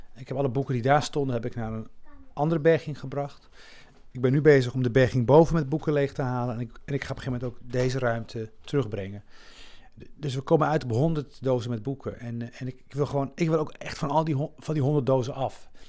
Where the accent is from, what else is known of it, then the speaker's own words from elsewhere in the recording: Rif, Morocco; also born or lived in Melilla area (birthplace); now in Netherlands; Ik kom zelf uit de Rif, hè, de, de, de noordelijke, noordelijk Marokko.